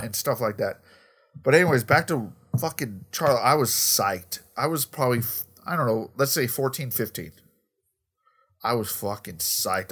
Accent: Colorado, United States; growing up in Colorado

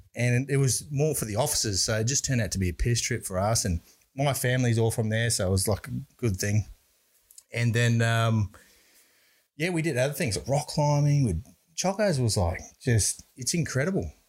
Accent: Brisbane, Queensland, Australia; I grew up in Brisbane

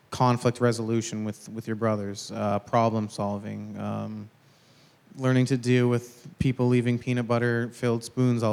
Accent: Brampton, Ontario, Canada; I'm originally from Brampton, Ontario

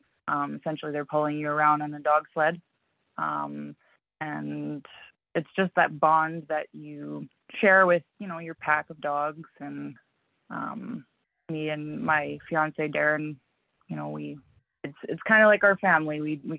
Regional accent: Manitoba, Canada; also born or lived in The Pas; I was born in the Paw. {S0} Okay. {S1} My mom moved south when I was young. So we lived in, you know, in around Winnipeg, and we lived in LaSalle, we lived in Stonewall.

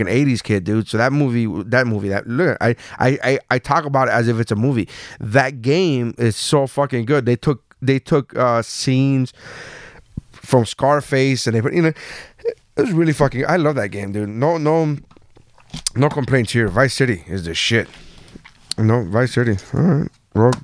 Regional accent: Miami, Florida, United States; I'm from Miami

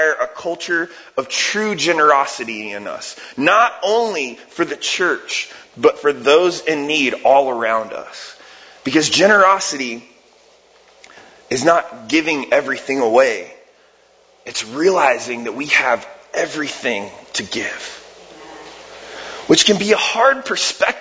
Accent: Ohio, United States; moved away; I'm from Ohio and I'm a huge Cleveland Cavs fan

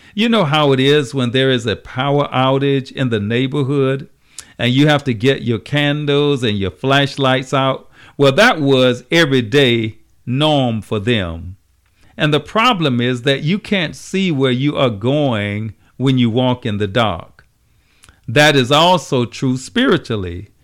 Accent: Savannah, Georgia, United States; my hometown, Savannah, Georgia

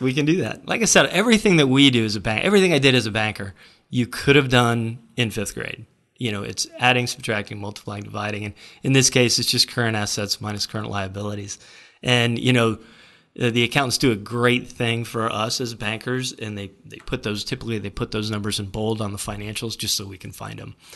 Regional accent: Florida, United States; We're from Florida

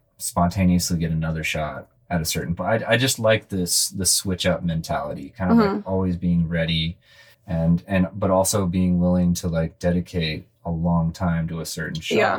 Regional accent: California, United States; I grew up in California surfing and skateboarding and snowboarding and stuff like

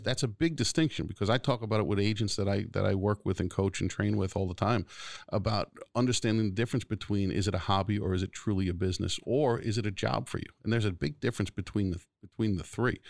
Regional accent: New York City, New York, United States; also born or lived in Garden City, New York / Brooklyn (family); Floral Park, which is where I grew up till I was ten. And then I moved over the Nassau County line to Garden City

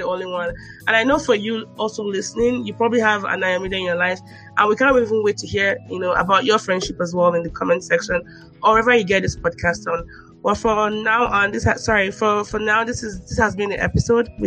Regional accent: Nigeria; moved away; Our lived experiences being Nigerian in the diaspora

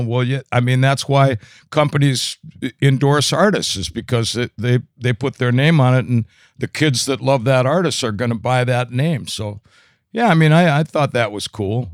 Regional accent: St. Cloud, Minnesota, United States; I was born and raised in Saint Cloud

